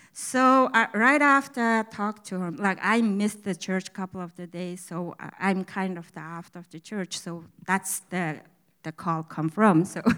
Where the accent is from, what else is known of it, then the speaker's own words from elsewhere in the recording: Mongolia; first language Mongolian; English is a second language; moved away as an adult; now in United States; I come from Mongolia about seven years ago, and I speak Mongolian good